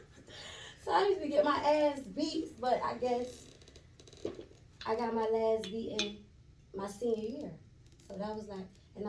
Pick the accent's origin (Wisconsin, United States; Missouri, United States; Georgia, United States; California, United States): Georgia, United States; Savannah; also born or lived in Augusta, Georgia; now in Atlanta, United States; Born and raised in Savannah, Georgia.